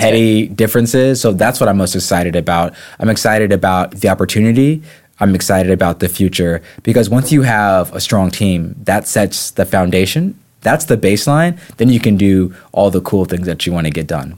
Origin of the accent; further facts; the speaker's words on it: the Peninsula, Virginia, United States; also born or lived in Japan; I call myself a true son of the Peninsula Peninsula